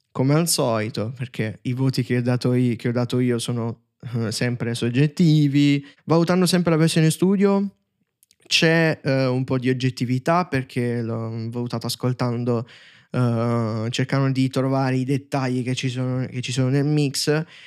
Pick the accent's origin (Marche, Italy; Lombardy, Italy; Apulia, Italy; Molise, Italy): Apulia, Italy; Taranto; io so Tarantino